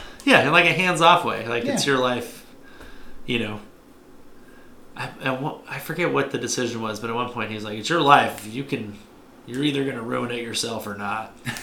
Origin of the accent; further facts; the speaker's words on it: Inland Empire, Southern California, United States; now in Los Angeles, United States; I grew up in Southern California. Let's see. I was born in the late 80s in this tiny little town in a place we call the Inland Empire of California, which we were talking about earlier with the hardcore scene out there. Went to public schools my whole life.